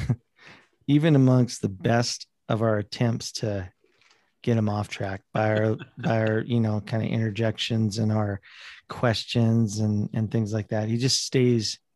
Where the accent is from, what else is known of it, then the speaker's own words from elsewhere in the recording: South Dakota, United States; I grew up in South Dakota